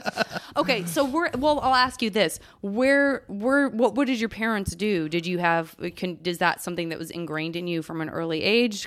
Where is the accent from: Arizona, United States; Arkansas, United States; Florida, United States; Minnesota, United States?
Arizona, United States; Tucson; moved away; also born or lived in Los Angeles / San Francisco; I would not choose to move back to Tucson